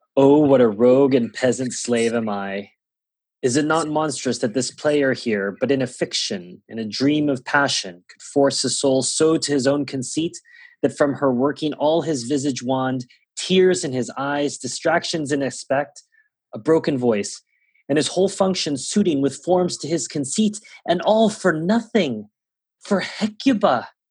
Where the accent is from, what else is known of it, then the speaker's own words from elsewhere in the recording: Singapore; first language English; moved away; I did grow up learning the Kings or the Queens as it may have been at the time um, because Singapore is a former uh, British colony